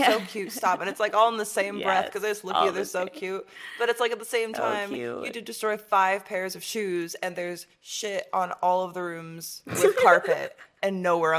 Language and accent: English; Michigan, United States; Shout out to Detroit. {S2} Hey. {S1} From my home state.